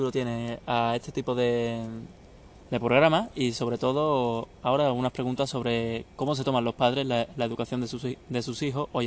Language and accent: Spanish; Seville, Andalusia, Spain